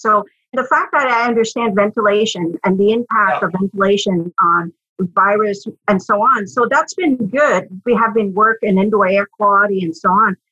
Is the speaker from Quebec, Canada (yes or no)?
yes; Quebec, Canada; moved away as an adult; also born or lived in Ottawa; I grew up in Quebec, did my degrees in French, you know, learned to speak French like a good Quebecois.